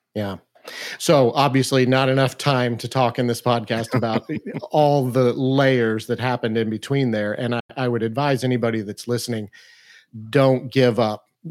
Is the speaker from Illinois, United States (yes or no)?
yes; Mount Vernon, Illinois, United States; we actually moved back to my hometown to start this business